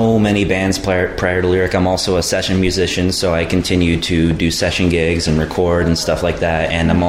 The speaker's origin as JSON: {"language": "English", "town": "Los Angeles", "region": "California", "country": "United States", "said": "I'm from L.A."}